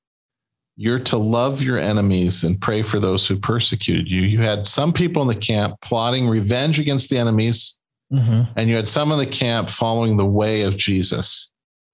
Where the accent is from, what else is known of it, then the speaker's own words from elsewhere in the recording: Escondido, California, United States; I was born in Escondido